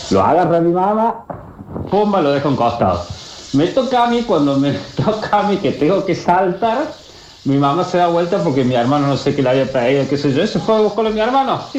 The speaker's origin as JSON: {"language": "Spanish", "region": "Santa Fe", "country": "Argentina", "said": "soy de Santa Fe Capital."}